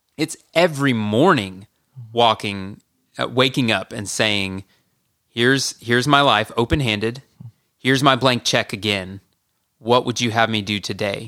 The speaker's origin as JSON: {"language": "English", "town": "Marietta", "region": "Georgia", "country": "United States", "tie": "born or raised there", "said": "I grew up in Marietta, Georgia"}